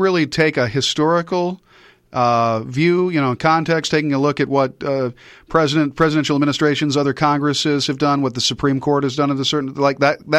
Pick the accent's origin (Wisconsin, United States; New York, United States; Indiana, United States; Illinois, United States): Wisconsin, United States; Platteville; from the time I was a kid and I first got into radio at my hometown station, 16 years old, snot-nosed kid, at the old house on 4th Street in Platteville